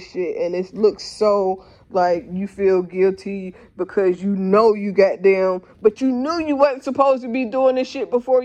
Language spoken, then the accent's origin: English; Dayton, Ohio, United States; I'm from Dayton